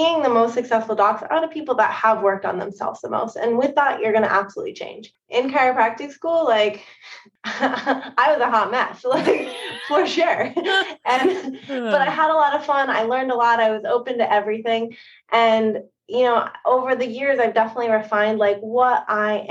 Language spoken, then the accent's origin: English; New England, United States; moved away as an adult; also born or lived in Bay Area, California / Seattle, Washington; now in Portsmouth, United States; I'm from the East Coast